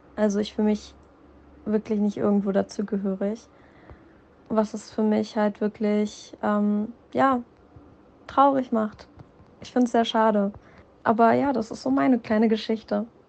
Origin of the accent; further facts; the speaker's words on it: Berlin, Germany; first language German; ich bin aus Berlin.